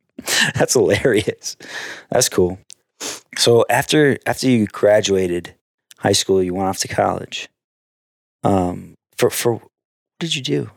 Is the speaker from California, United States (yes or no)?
no; New York, United States; also born or lived in Chicago / San Diego; New York.